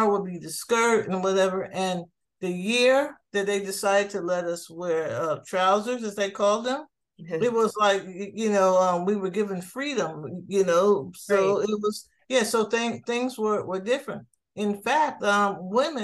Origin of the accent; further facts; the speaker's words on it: New Jersey, United States; moved away as an adult; now in Miami, United States; I grew up in New Jersey